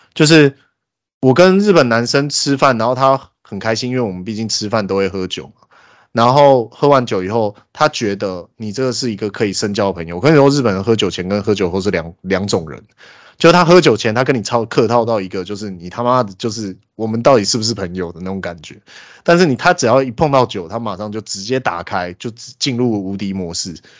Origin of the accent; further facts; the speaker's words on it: Taiwan; also born or lived in Australia; 身为一个台湾人